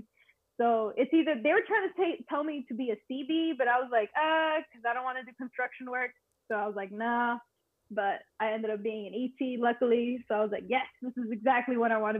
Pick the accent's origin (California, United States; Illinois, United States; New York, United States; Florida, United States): Florida, United States; Miami; also born or lived in Puerto Rico; I'm actually born and raised in Miami, Florida, but all my family is from Puerto Rico, so I'm Puerto Rican. I had some time moving back and forth from Miami and PR